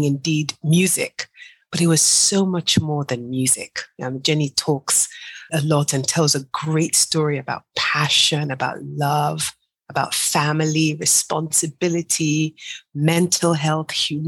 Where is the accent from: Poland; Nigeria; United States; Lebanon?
Nigeria; I'm Nigerian